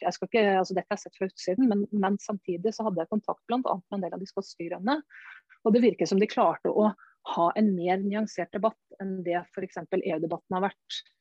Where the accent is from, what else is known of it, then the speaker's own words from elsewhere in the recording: Norway; jeg kommer fra Norge